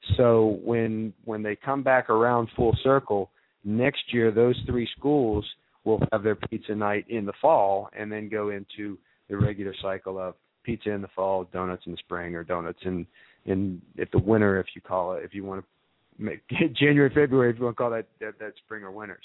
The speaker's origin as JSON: {"language": "English", "region": "Ohio", "country": "United States", "tie": "born or raised there", "moved": "yes", "said": "I grew up as a Buckeye, so I'm uh, I, I'm very interested in helping uh, schools in Ohio uh, and, uh, and and helping out my uh, my hometown area up there"}